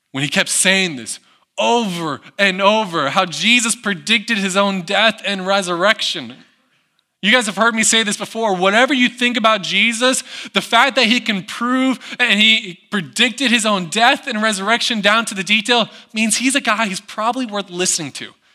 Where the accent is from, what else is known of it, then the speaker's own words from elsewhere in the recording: United States; moved away; I grew up in the Smoky Mountains